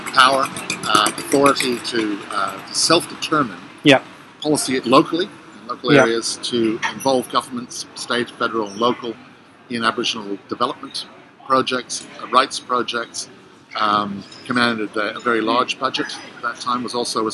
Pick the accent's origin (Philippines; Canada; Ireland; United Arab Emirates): Canada; also born or lived in Spain; now in Australia; I'm originally from Canada. My family had moved to Spain for 3 years, then took the step of moving to Australia in late 74.